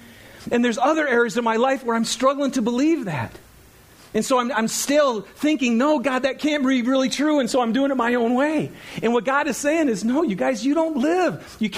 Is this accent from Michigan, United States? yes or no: yes; Michigan, United States; I'm from Michigan, right? I'm thinking pine trees and, you know, maples and oaks.